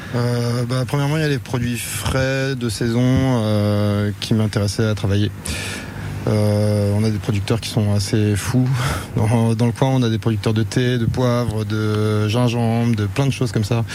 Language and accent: French; Saint-Malo, Brittany, France; Je suis pas de, je suis pas du Léon euh, à la base. Je suis, je suis de d'Ille-et-Vilaine, de Saint-Malo